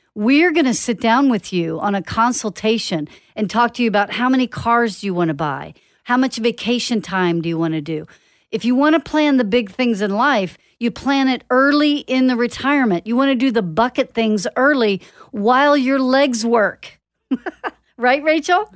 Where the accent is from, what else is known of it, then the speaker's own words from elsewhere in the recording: Dallas, Texas, United States; moved away; I grew up in Dallas and I used to drive from Lake Dallas or Denton all the way to Garland